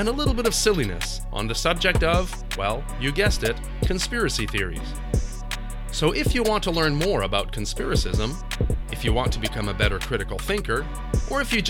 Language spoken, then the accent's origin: English; Canada; I'm a Canadian author, teacher, philosophical historian, and recovering conspiracist.